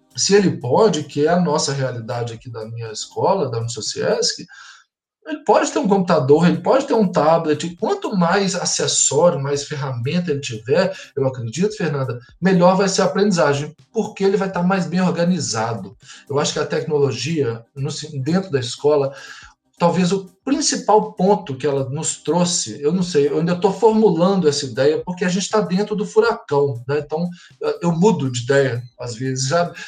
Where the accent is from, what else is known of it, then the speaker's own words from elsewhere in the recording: Belo Horizonte, Minas Gerais, Brazil; moved away as an adult; also born or lived in Triângulo Mineiro / São Paulo; now in Blumenau, Brazil; eu sou mineiro, é, nasci no Triângulo Mineiro, mas morei em Belo Horizonte a maior parte da minha vida. Hoje eu moro em Blumenau